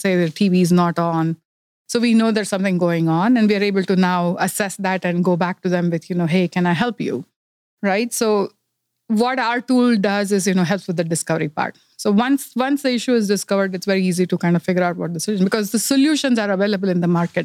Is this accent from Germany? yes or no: no; India; moved away as an adult; also born or lived in Silicon Valley, California; now in Los Gatos, United States; I'm originally from India. I grew up in India and, uh, moved to United States about thirty years ago.